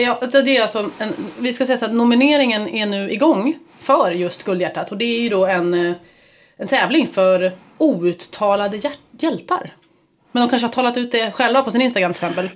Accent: Stockholm, Stockholm County, Sweden; jag bodde på Kungsholmen, och jag är uppväxt i Vasastan

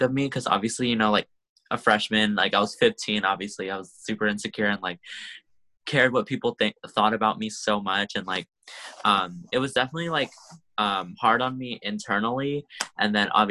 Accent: Sacramento, California, United States; also born or lived in San Francisco Bay Area; I grew up in Sacramento, actually. I'm here now, obviously, because of COVID, but I grew up here

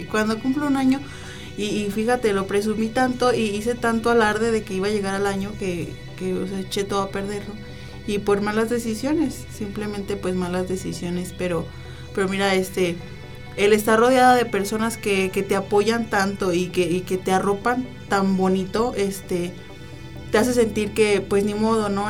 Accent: León, Guanajuato, Mexico; moved away; also born or lived in Manzanillo; soy nacida aquí, en León, pero viví muchos años en Manzanillo

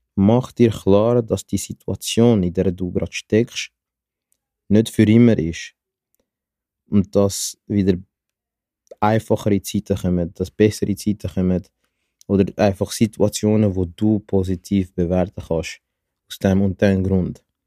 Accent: Zurich, Switzerland; ich komme aus Zürich

